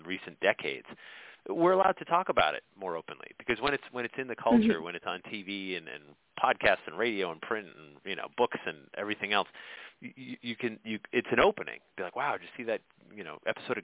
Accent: Sandy Hook, Connecticut, United States; now in Massachusetts, United States; I grew up in Sandy Hook, Connecticut

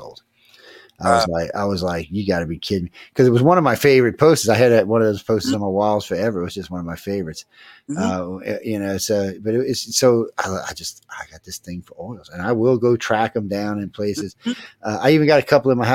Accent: New Orleans, Louisiana, United States; growing up in New Orleans

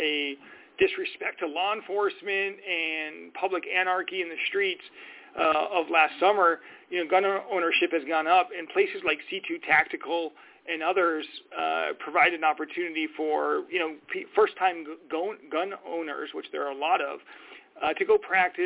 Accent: Minnesota, United States; moved away as an adult; now in Arizona, United States; I grew up in Minnesota

